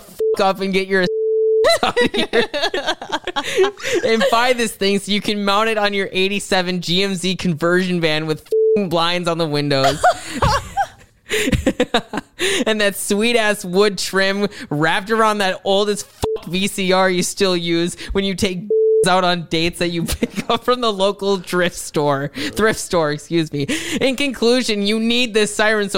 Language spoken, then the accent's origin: English; West Bend, Wisconsin, United States; my hometown of West Bend, Wisconsin